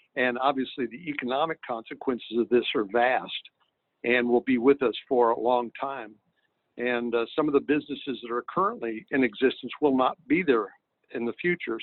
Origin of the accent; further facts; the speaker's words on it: San Antonio, Texas, United States; my hometown of San Antonio